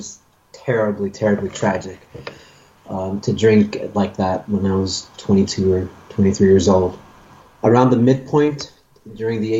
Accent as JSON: {"language": "English", "town": "Stockholm", "region": "Stockholm County", "country": "Sweden", "said": "I'm from Stockholm, Sweden."}